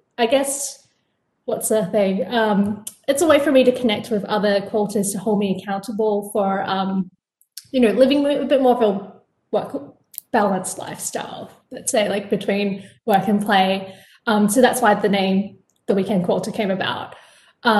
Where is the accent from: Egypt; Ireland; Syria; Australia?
Australia; Perth, Western Australia; now in New York City, United States; I'm originally from Perth, Australia. So you can probably hear it in my voice. But now I'm based in New York City